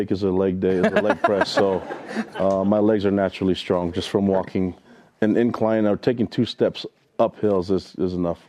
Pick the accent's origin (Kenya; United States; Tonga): Tonga; I'm from Tonga